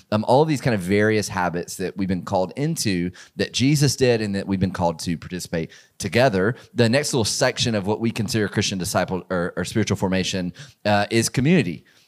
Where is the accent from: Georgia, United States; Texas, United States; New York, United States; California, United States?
Georgia, United States; a small church in the community that I grew up in in Georgia